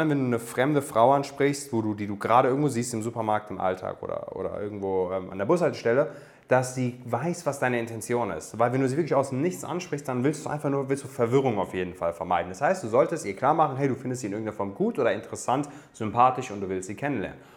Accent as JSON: {"language": "German", "town": "Darmstadt", "region": "Hesse", "country": "Germany", "tie": "born or raised there", "said": "Meine Eltern kommen aus Afghanistan, also ich bin, ich bin Darmstädter, geboren in Darmstadt, aber afghanische Wurzeln"}